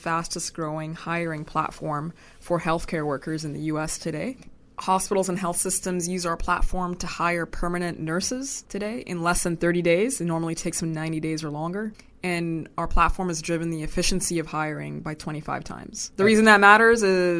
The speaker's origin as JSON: {"language": "English", "country": "Sudan", "moved": "yes", "said": "I'm originally from Sudan. My parents are Sudanese"}